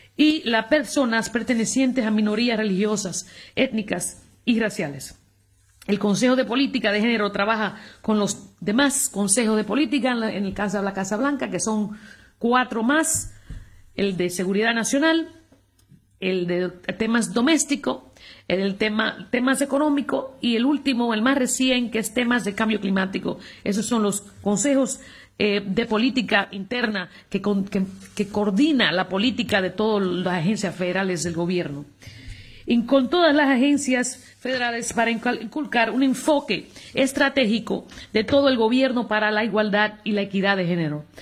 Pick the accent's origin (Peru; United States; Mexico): United States; now in Spain; en mi país